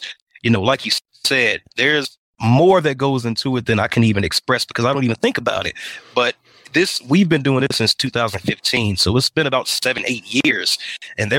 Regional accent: Indiana, United States; moved away as an adult; also born or lived in Atlanta, Georgia; now in Denver, United States; I'm from Indiana. I'm from the Midwest.

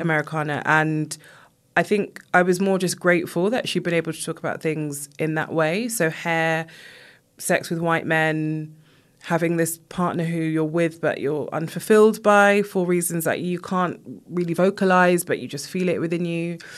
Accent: United Kingdom; I was born here, but my family are from Jamaica

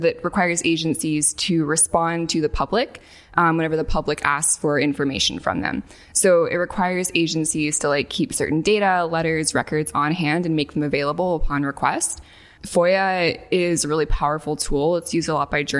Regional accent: northwest Arkansas, United States; moved away as an adult; now in San Francisco, United States; I grew up in a very bucolic part of Arkansas, in the northwest part of the state

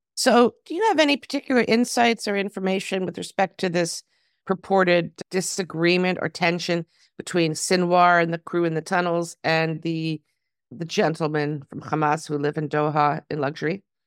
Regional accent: Toronto, Ontario, Canada; now in Israel; my hometown next week, Toronto

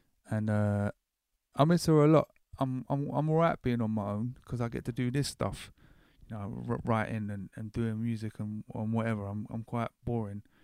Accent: Horley, South East England, United Kingdom; moved away; I grew up in Hawley, which is right next to Gatwick, very close enough I could walk there.

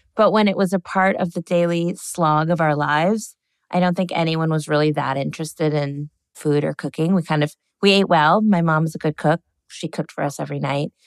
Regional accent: Connecticut, United States; we were little kids in the suburbs of Connecticut

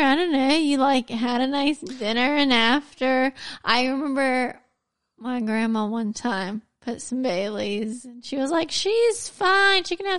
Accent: United States; I'm obviously American.

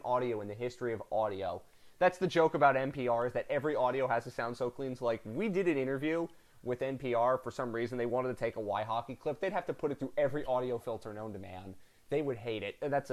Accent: Philadelphia, Pennsylvania, United States; I'm from Philly

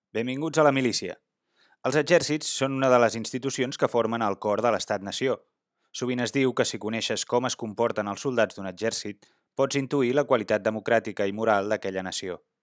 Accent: Catalonia, Spain; com a catalans

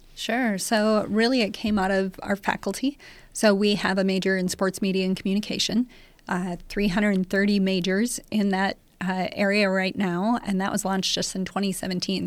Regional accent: North Dakota, United States; moved away as an adult; also born or lived in Oklahoma; now in Lincoln, United States; I'm actually originally from North Dakota, so not too terribly far away. Grew up in North Dakota

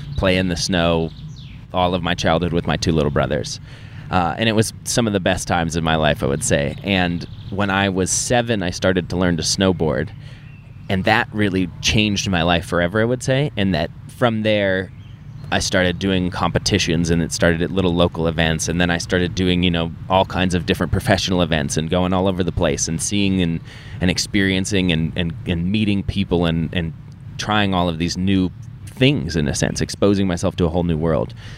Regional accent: Keystone, Colorado, United States; I grew up in Keystone, Colorado

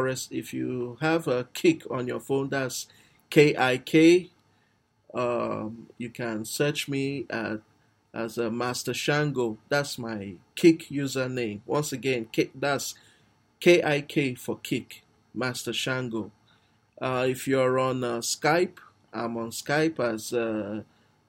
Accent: Nigeria; I'm actually a Nigerian

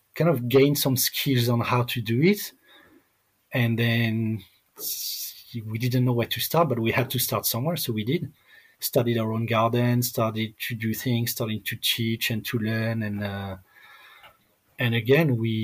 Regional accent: France; moved away as an adult; also born or lived in Thailand; Growing up in France

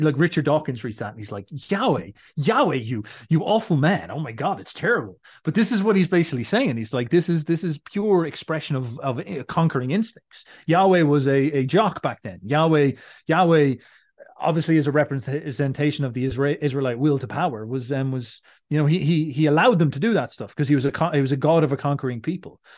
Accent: Ireland; I'm Irish

